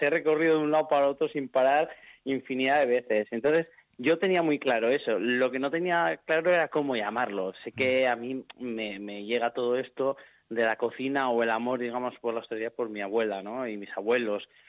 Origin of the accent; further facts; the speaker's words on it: Bilbao, Basque Country, Spain; yo soy de Bilbao, nací en Bilbao, toda mi familia es gallega.